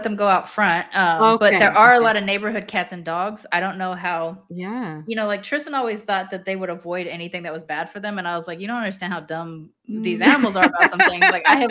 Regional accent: India; You're like, well, I'm Indian though.

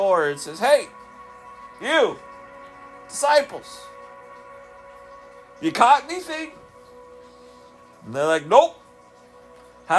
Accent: Southeast Alaska, United States; I grew up in Southeast Alaska. I grew up fishing

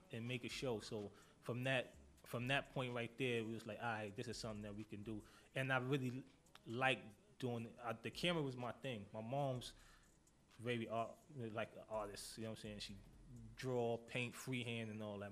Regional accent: New York City, New York, United States; I'm from Harlem.

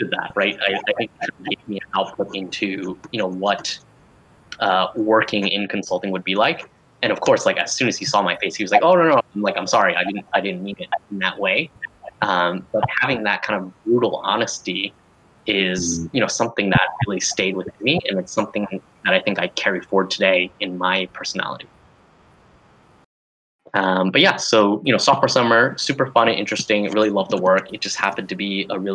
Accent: Denver, Colorado, United States; moved away; also born or lived in Berkeley, California; I went back to Denver, you know, had another great internship. You know, again, I'm mostly from there

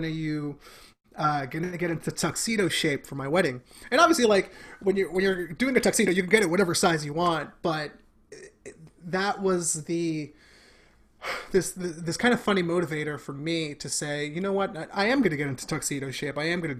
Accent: Bronx, New York, United States; being born and raised in the Bronx, I am Mexican and Dominican. So my parents met in the Bronx.

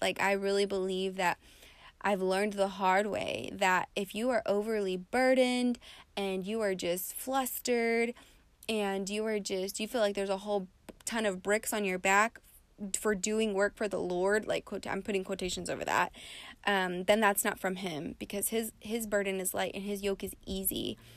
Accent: West Texas, United States; now in Las Vegas, United States; I come from West Texas

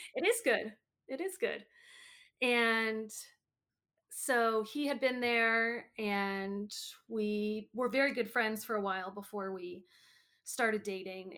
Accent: Maryland, United States; also born or lived in Green Bay, Wisconsin / Chicago suburbs, Illinois; I was born in Green Bay, Wisconsin, and then we lived in, um, the suburbs of Chicago, and then when I was seven, six or seven, we moved to Maryland

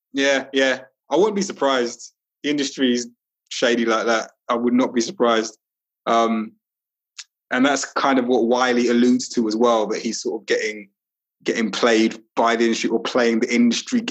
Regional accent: London, United Kingdom; moved away as an adult; also born or lived in Walthamstow / Highbury; I grew up in Brixton

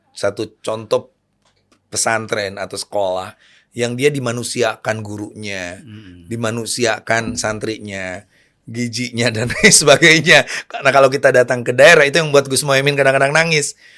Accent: Majalengka, West Java, Indonesia; Di daerah saya, di daerah Lebah Sugih. Majalengka.

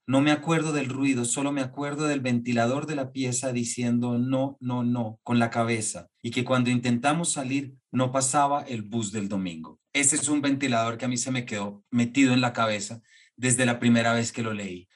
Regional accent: Colombia; como colombianos y creadores y artistas

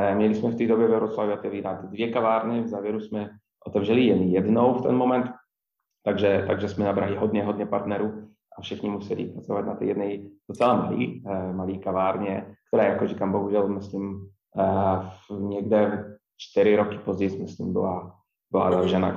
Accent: small town about 80 km north of Wrocław, Lower Silesian Voivodeship, Poland; Czech is a second language; moved away as an adult; now in Prague, Czechia; jsem z Polska

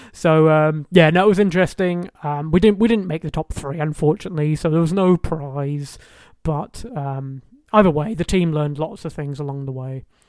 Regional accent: Highlands of Scotland, United Kingdom; all the way in the Highlands of Scotland. That's where I grew up.

